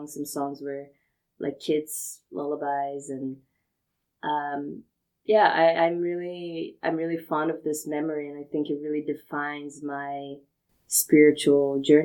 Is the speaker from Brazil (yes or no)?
yes; Brazil; I'm from Brazil